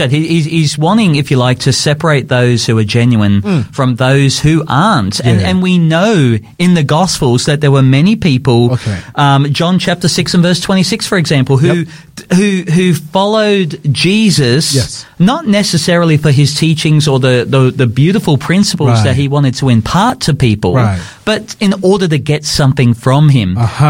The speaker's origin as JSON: {"language": "English", "town": "Brisbane", "region": "Queensland", "country": "Australia", "said": "Yes, I came from Brisbane."}